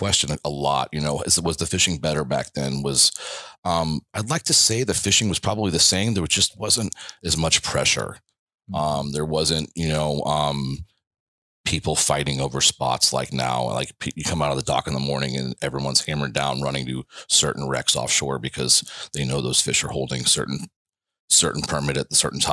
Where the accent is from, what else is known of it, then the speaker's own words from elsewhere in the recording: Naples, Florida, United States; born and raised in Naples